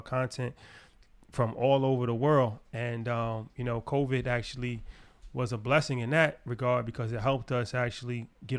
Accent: United States; And that would make sense because we're from America, yeah.

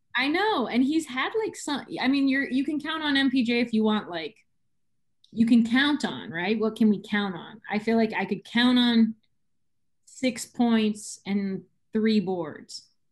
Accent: San Diego, California, United States; I'm from San Diego

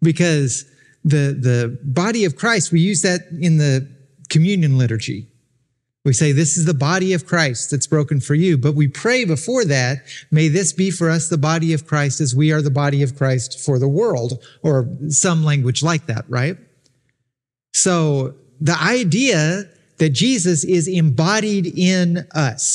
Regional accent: Arkansas, United States; If I was born in Arkansas, spent all my childhood in Arkansas

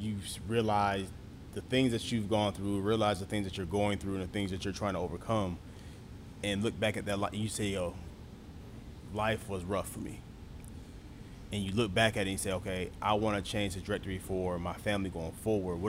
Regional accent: New York, United States; moved away; I grew up on White Castle, so I'm from New York

